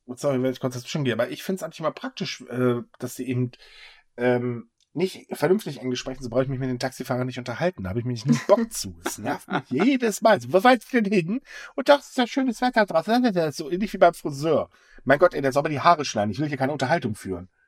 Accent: Northern Germany, Germany; als Norddeutscher

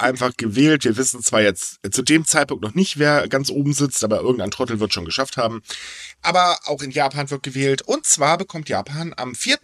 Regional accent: Hamburg, Germany; Es ist halt meine Heimat, meine Heimat ist toll.

